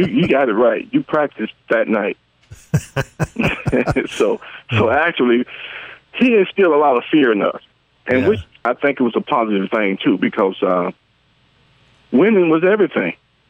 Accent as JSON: {"language": "English", "town": "Birmingham", "region": "Alabama", "country": "United States", "said": "I'm from Birmingham."}